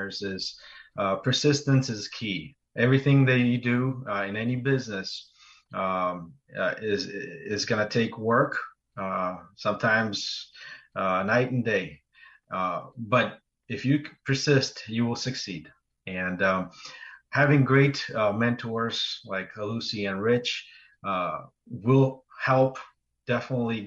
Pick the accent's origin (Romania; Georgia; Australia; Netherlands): Georgia; now in United States; I was born in Republic of Georgia. Back in the day, I was still a part of the Soviet Union. And when the Iron Curtain fell and Georgia became free, we immigrated to the United States.